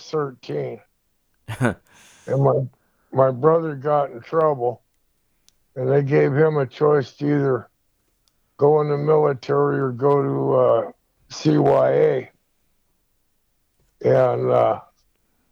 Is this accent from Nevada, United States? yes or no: yes; Reno, Nevada, United States; moved away as an adult; also born or lived in La Harpe, Illinois / Fort Hood, Texas / Fort Leonard Wood, Missouri / Colorado; now in California, United States; we relocated to Reno and basically were in Reno for the next 30 years